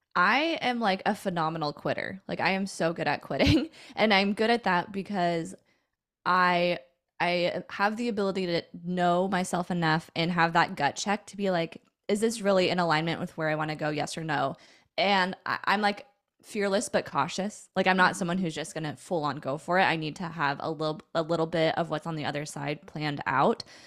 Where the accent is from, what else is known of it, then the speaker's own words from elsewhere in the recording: Puyallup, Washington, United States; I grew up in a town slash city called Puyallup, Washington